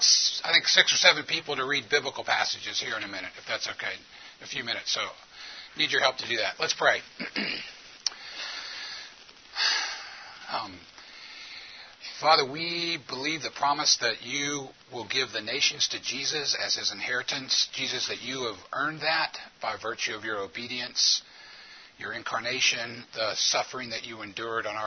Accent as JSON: {"language": "English", "town": "New Orleans", "region": "Louisiana", "country": "United States", "tie": "born or raised there", "moved": "yes", "lives_now": "Memphis, United States", "said": "I'm from New Orleans"}